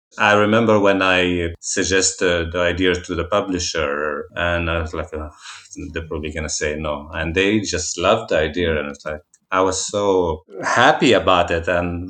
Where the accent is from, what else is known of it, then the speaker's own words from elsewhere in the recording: Jerusalem, Jerusalem District, Israel; Growing up in Jerusalem, seasonality was going to Jaffa Gate